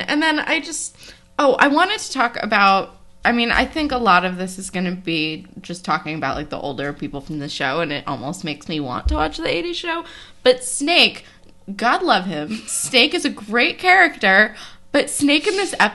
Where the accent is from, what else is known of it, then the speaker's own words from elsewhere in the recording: East Coast, United States; I am Jewish and from the East Coast